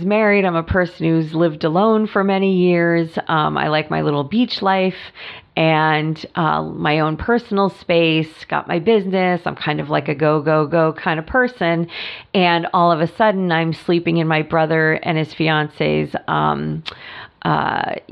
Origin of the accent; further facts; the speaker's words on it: New York, United States; moved away as an adult; now in California, United States; I have lots of friends from growing up in New York